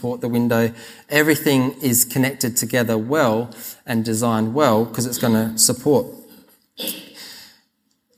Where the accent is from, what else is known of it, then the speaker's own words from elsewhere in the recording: South Australia, Australia; I grew up in South Australia, so I call this Lego